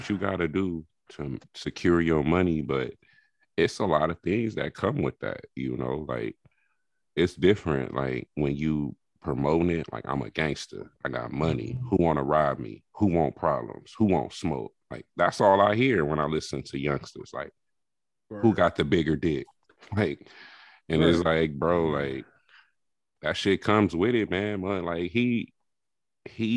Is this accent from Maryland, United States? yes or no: no; California, United States; I'm from California